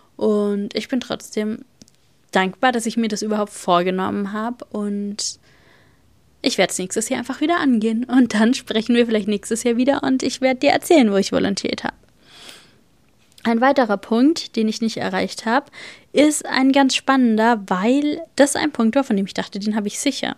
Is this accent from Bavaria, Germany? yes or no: yes; Bavaria, Germany; moved away; bei uns in Bayern